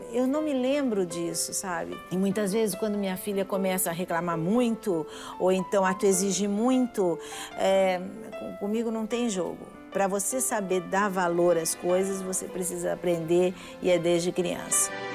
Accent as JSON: {"language": "Portuguese", "country": "Brazil", "said": "Eu sou brasileira"}